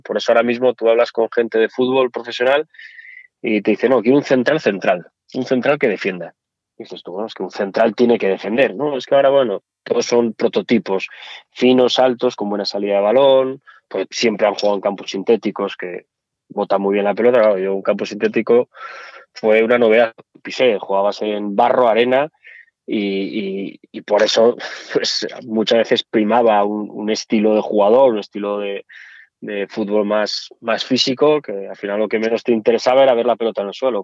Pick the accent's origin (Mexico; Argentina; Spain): Spain; Asturias; accent: Asturian; moved away as an adult; also born or lived in Madrid; now in Zaragoza, Spain; acento asturiano es algo que no me gusta. A mí me encanta. No sé por qué. Tengo que... Me dirán, oye, ¿cómo puedes renegar? Pues reniego, no me gusta. Yo llevo fuera de, Asturias, de que me fui a Madrid y todo esto, pues llevaré 20 años. Yo no me lo quito